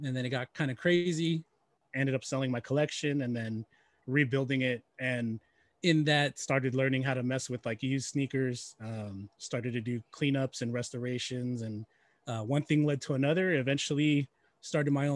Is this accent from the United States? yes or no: yes; Bay Area, California, United States; I was raised in the Bay Area, in the late 80s, early 80s and 90s